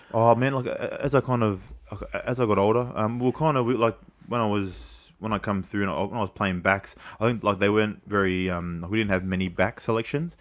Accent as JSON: {"language": "English", "town": "Sydney", "region": "New South Wales", "country": "Australia", "tie": "born or raised there", "also_born_or_lived": "Camperdown", "said": "I grew up in Glebe"}